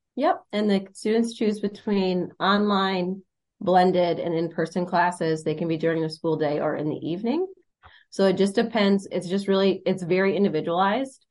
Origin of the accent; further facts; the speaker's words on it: United States; moved away as an adult; I'm from Monroe County